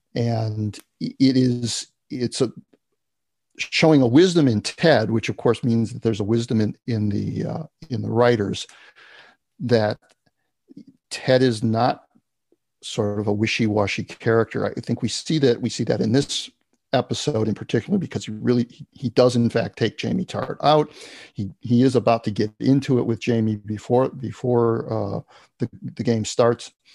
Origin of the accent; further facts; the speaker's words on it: United States; as an American